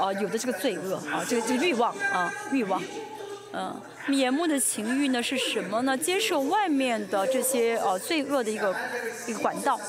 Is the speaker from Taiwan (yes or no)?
no; South Korea; Chinese is a second language; 哎，我是适合海外的一个使徒啊。我们继续。没办法，我是韩国人，还是要服侍你们。